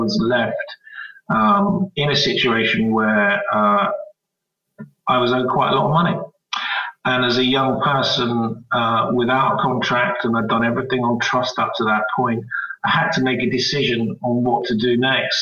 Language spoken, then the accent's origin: English; Jersey; moved away as an adult; also born or lived in Winchester / London; I came from Jersey.